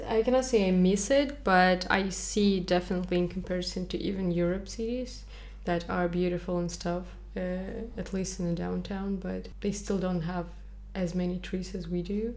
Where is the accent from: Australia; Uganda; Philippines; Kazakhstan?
Kazakhstan; moved away; as soon as I go to my homeland, everybody asks me what ethnicity am